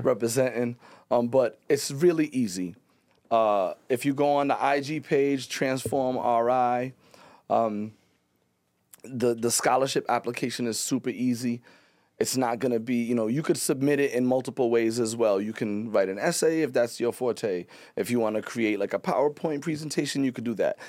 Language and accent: English; Pawtucket, Rhode Island, United States; I'm not from Providence. I'm from Pawtucket